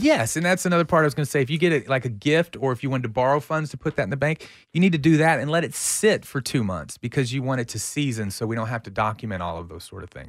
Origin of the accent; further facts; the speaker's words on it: Central Texas, United States; I'm from Central Texas.